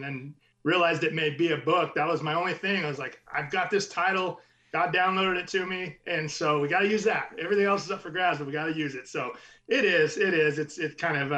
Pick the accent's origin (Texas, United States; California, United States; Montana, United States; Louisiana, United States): California, United States; Orange County, Southern; I grew up in Southern California, the Orange County area